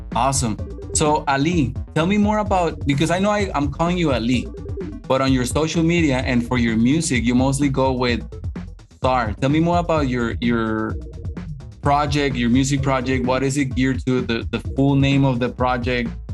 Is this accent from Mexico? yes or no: yes; Mexico; English is a second language; a Mexican guy